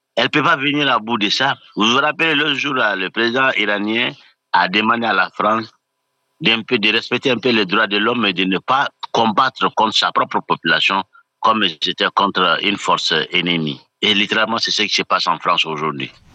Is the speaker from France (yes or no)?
no; Mali; je suis malien